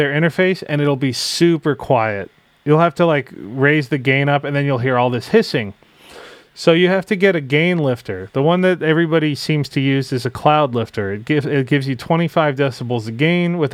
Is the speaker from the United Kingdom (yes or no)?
no; United States; I'm American.